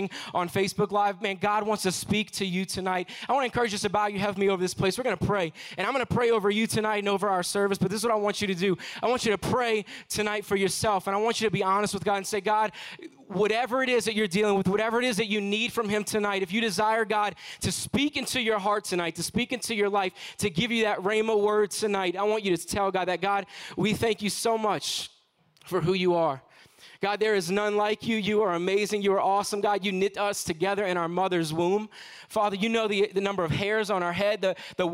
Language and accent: English; New Orleans, Louisiana, United States; I am from New Orleans, Louisiana